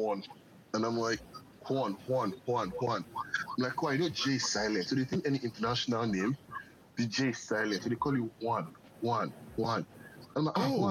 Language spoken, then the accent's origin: English; Nigeria; now in Oakland, United States; I'm Nigerian